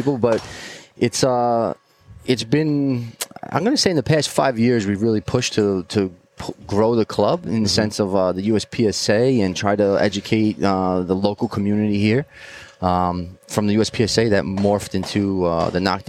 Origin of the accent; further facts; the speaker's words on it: New York, United States; also born or lived in Long Island, New York; I'm from New York